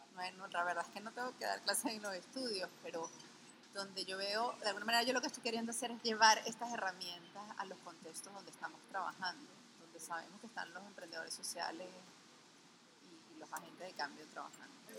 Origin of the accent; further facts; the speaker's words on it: Venezuela; como venezolanos